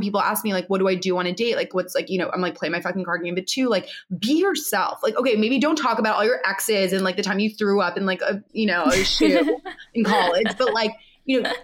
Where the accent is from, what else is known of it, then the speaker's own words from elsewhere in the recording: New York, United States; I grew up in New York.